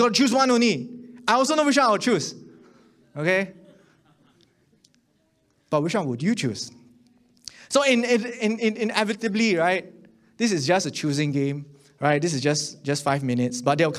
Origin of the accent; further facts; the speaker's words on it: Singapore; But you know, growing up in Singapore, I just want to be a good person.